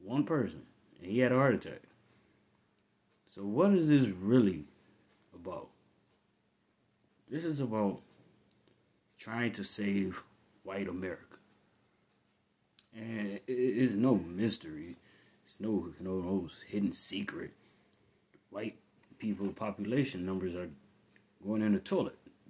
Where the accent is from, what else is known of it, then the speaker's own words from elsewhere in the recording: Saginaw, Michigan, United States; I grew up in Saginaw, Michigan, one of the hardest motherfucking cities in Michigan